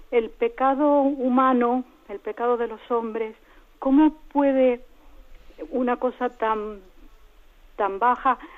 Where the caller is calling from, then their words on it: Galdakao, Basque Country, Spain; de Galdácano.